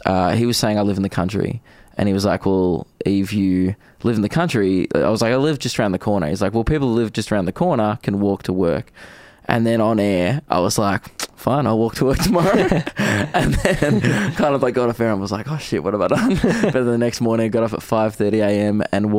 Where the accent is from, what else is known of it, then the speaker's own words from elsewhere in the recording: Diamond Creek, Victoria, Australia; everyone's like, where are you from? And I'm like, oh, Diamond Creek. And everyone's like, where's that?